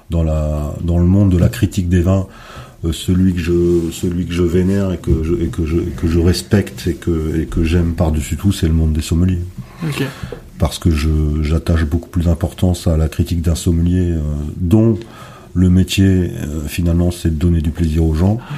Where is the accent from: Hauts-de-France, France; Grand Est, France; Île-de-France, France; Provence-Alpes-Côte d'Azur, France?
Hauts-de-France, France; nous, on est du Nord, ah ben, il y a des vignobles dans le Nord aujourd'hui.